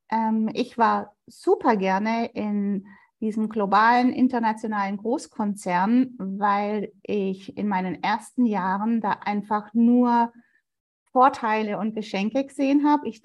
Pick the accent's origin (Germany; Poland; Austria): Germany; Sigmaringen, Baden-Württemberg; für mich ist es ja die Ecke, wo ich aufgewachsen bin. Und ich fand es total immer schön, auf die Schwäbische Alb zu fahren, weil Sigmaringen ist so ein Nebelloch